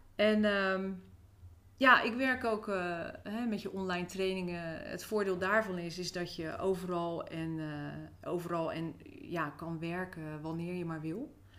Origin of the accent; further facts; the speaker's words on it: Rotterdam, South Holland, Netherlands; now in Nieuwerkerk aan den IJssel, Netherlands; Ik ben opgegroeid in eh, Rotterdam.